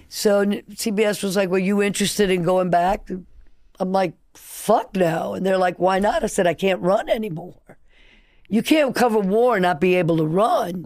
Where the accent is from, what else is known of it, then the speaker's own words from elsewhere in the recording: New Orleans, Louisiana, United States; also born or lived in Nicaragua; I grew up in New Orleans